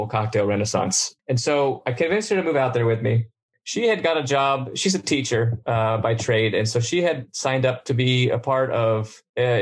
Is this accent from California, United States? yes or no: yes; Southern California, United States; moved away; also born or lived in New Orleans; that was kind of my thing growing up in Southern California